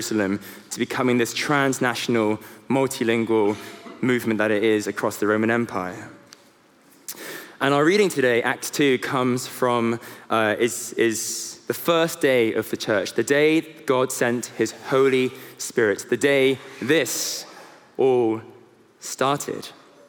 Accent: South Korea; now in London, United Kingdom; So I am a son, I'm a husband, I'm a South Korean, I am a Londoner

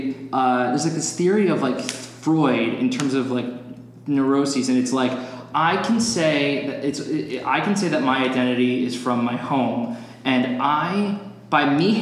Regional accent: New Jersey, United States; also born or lived in Boston; now in Los Angeles, United States; I'm from New Jersey, and I grew up on the beach.

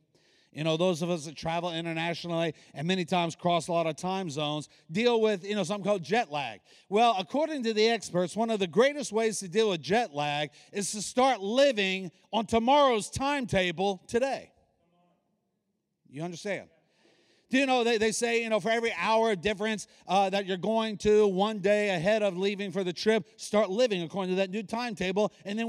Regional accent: Hawaii, United States; born there; also born or lived in Guantanamo Bay, Cuba / East Coast, United States; My dad was Navy. I was born in Hawaii. Lived on the island of Cuba for 4 years. So, you know, Gitmo, where America has all the terrorists, that's where I played as a kid. And then the east coast of the U.S.

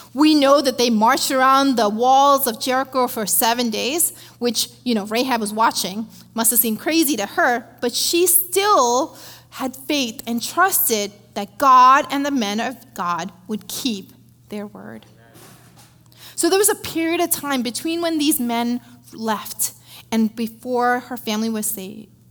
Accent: India; moved away; I grew up in India, uh, being raised by my dad and my grandparents

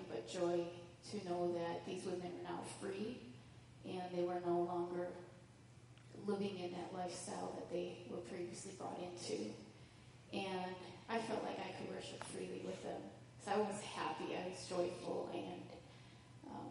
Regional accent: United States; God brought them all to the U.S., and I was born here

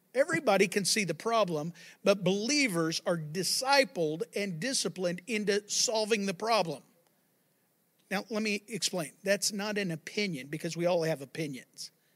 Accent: Texas, United States; I live in Texas and I'm, I'm a Texan

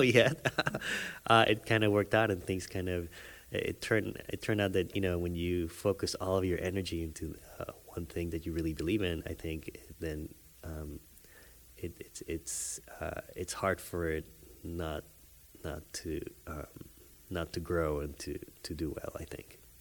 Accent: Panama; moved away; I grew up in Panama

